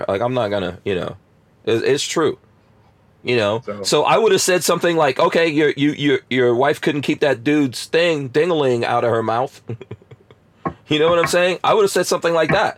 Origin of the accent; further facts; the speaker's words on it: New York, United States; moved away as an adult; also born or lived in Florida; just like I was from New York